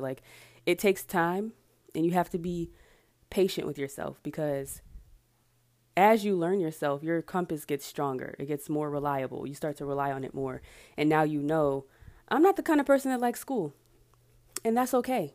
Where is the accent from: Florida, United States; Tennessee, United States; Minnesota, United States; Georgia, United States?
Georgia, United States; Marietta; also born or lived in Atlanta / Savannah, Georgia; from Atlanta, I'm from Marietta